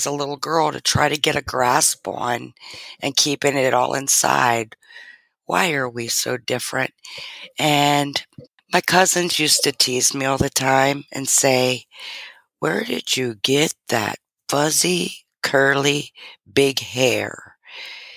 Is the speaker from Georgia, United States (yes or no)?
no; Arlington, Virginia, United States; also born or lived in Washington, D.C.; moved on to Arlington, Virginia